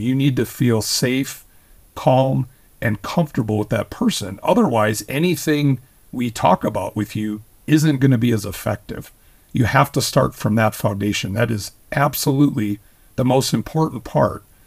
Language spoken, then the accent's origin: English; Minnesota, United States; I was born and raised, I was born in Minnesota